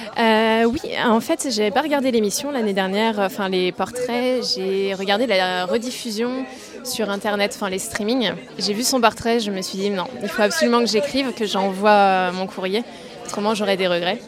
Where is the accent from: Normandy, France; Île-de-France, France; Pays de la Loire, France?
Pays de la Loire, France; Nantes; je suis née à Nantes et je n'ai jamais quitté cette ville